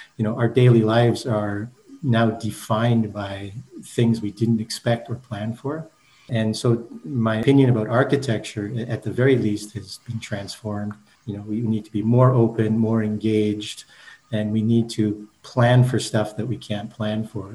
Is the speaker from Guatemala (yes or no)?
no; Brandon, Manitoba, Canada; moved away as an adult; also born or lived in Japan; I grew up in Manitoba, you know, in a small town in Brandon